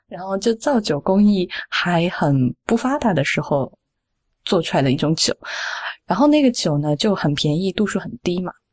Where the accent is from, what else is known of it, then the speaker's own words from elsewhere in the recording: Sichuan, China; 我，我四川人嘛